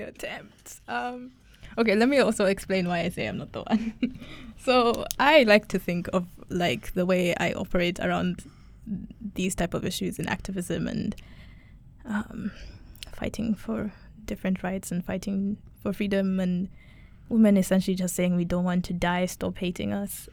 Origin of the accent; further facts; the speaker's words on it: Kenya; I'm Kenyan, I'm East African